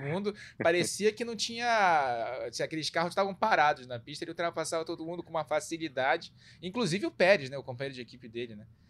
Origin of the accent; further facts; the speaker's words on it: Brazil; a gente, como brasileiro